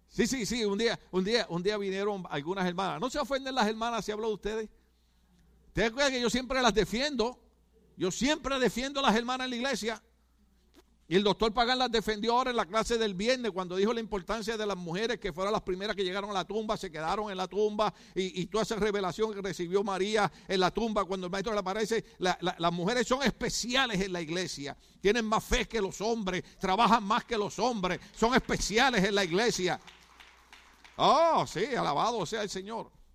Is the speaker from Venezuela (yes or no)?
no; Puerto Rico; moved away; como yo soy puertorriqueño